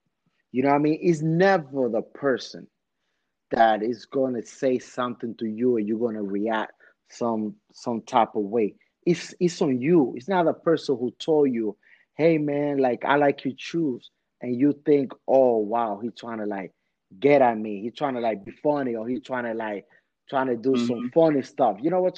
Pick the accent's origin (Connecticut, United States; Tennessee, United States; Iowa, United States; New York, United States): New York, United States; New York City; I remember, man, when I'm growing up in Washington Heights, man, with my Dominicans, it's like you have to be on your tippy toes with people.